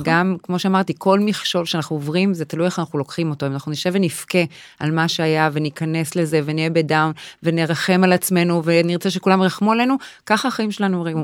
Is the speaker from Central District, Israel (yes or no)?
no; Tel Aviv, Tel Aviv District, Israel; אני אה. מתל אביב, מרמת אביב